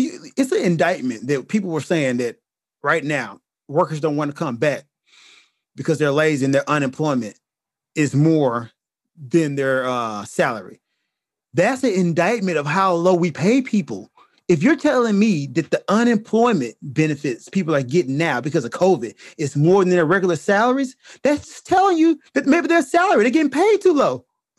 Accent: United States; As an American?

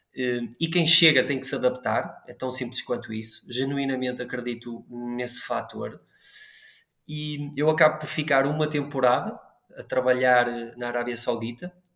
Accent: Braga, Portugal; Eu sou de Braga

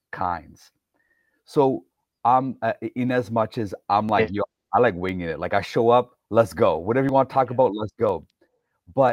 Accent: Toronto, Ontario, Canada; So in the 80s for me growing up, I'm like one of five non-white kids in the Toronto area at the school that we went to, just a suburb outside of Toronto

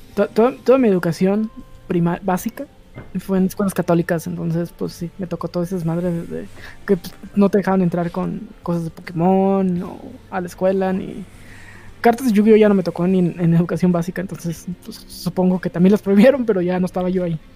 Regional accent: La Laguna, Mexico; moved away

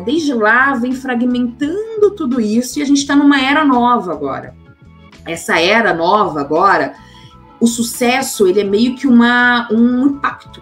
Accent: Belo Horizonte, Minas Gerais, Brazil; moved away as an adult; also born or lived in São Paulo; eu sou de Belo Horizonte, nasci em Belo Horizonte, minha família é de Porteirinha, do norte de Minas

